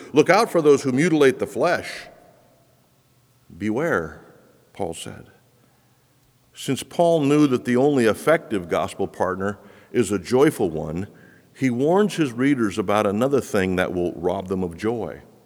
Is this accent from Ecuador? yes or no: yes; Quito, Pichincha, Ecuador; moved away; the streets of Quito, where I grew up